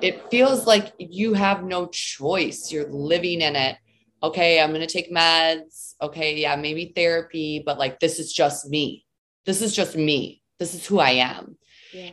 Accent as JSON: {"language": "English", "region": "Southeastern Michigan", "country": "United States", "tie": "born or raised there", "said": "I grew up in Southeastern Michigan um, you know, lived with my family there, was raised there"}